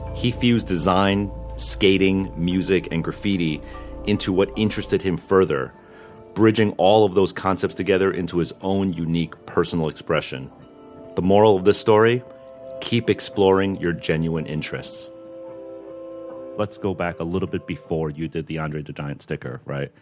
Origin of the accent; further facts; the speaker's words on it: Northeast, United States; I grew up in the Northeast